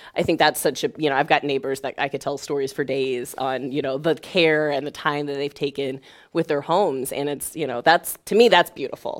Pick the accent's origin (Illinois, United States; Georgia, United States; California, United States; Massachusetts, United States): Illinois, United States; Springfield; I grew up in Springfield, Illinois